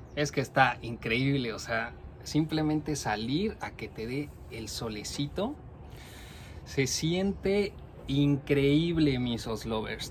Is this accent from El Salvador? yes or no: no; Mexico; now in Norway; Nosotros somos dos mexicanos que vivimos en Noruega